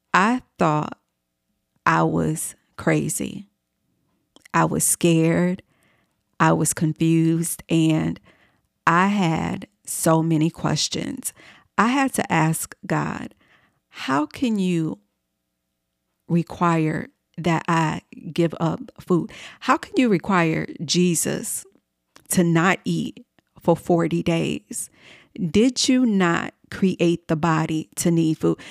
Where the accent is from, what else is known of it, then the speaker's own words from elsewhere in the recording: Chicago, Illinois, United States; moved away as an adult; also born or lived in New York City; I uprooted myself from my hometown in Chicago, Illinois, and I moved to New York City.